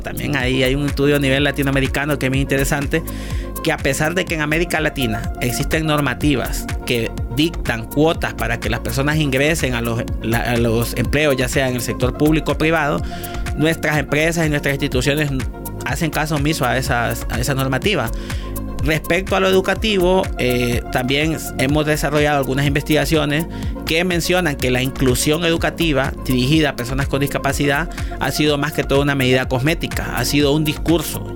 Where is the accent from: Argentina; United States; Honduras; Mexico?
Honduras